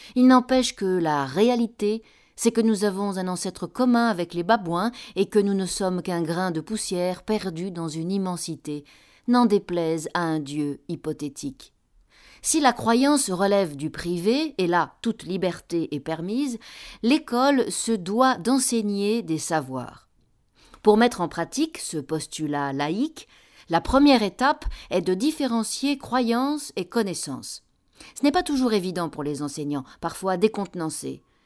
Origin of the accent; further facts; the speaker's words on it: Spain; moved away; je suis né en Espagne